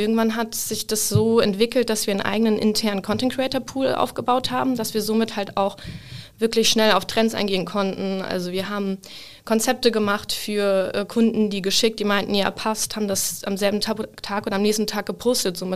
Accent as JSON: {"language": "German", "region": "Hamburg", "country": "Germany", "lives_now": "Cologne, Germany", "said": "Ich komme ursprünglich aus Hamburg. Ich bin ähm, vor vier Jahren nach Köln gezogen für mein Online-Marketing-Studium"}